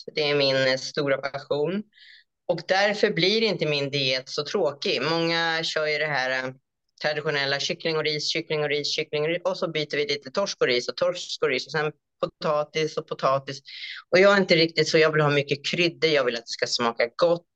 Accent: Stockholm, Stockholm County, Sweden; moved away as an adult; also born or lived in Cambodia; now in Australia; jag är ju uppvuxen och född i Stockholm i Sverige

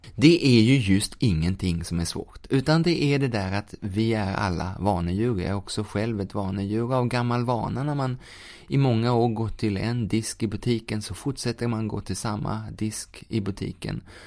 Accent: Sweden; vi som svenskar kan göra, eller som boende i Sverige

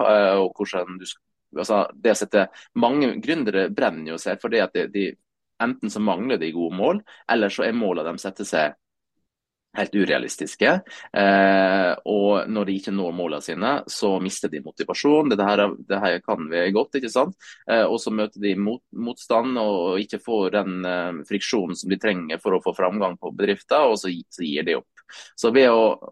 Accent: Sunnmøre, Møre og Romsdal, Norway; jeg er jo sunnmøring tross alt, så liksom vokste opp litt med den der entreprenørskapsbiten

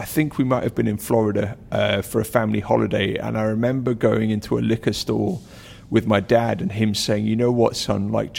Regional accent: North East England, United Kingdom; accent: Geordie; You know, you can't tell from my accent. It got bullied out of me when I was seven, but I'm a Geordie, and my dad loved Newcastle Brown Ale.

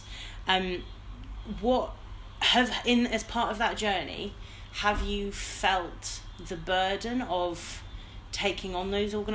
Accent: Wolverhampton, West Midlands, United Kingdom; I'm from Wolverhampton.

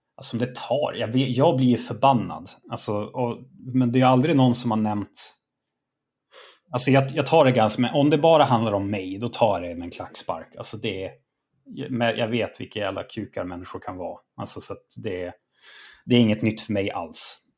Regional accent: Norrland, Sweden; jag är norrlänning. Det är en del av min kultur

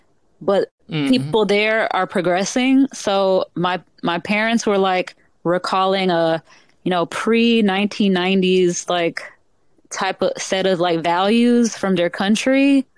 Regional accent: a little bit south of Atlanta, Georgia, United States; I grew up a little bit south of Atlanta.

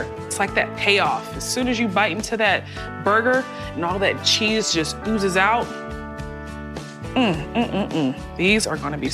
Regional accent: Charleston, South Carolina, United States; Growing up in Charleston, South Carolina

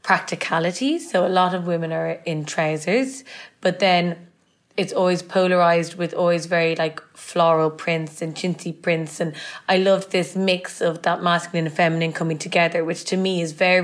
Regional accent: Dublin, Leinster, Ireland; now in London, United Kingdom; And growing up in Ireland has a huge influence on me.

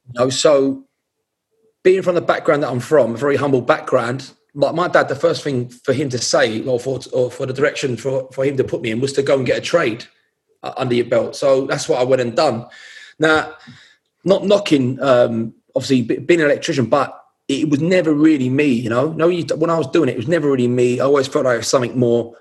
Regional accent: London, United Kingdom; also born or lived in Hackney; I was born in East London. I was born in Whitechapel.

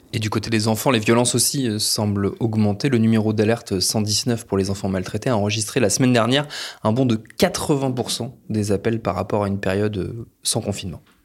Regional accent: France; chez nous en France

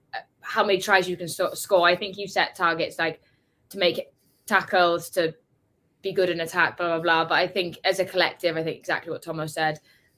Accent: Wales, United Kingdom; speaking as a Welsh person, back in Wales

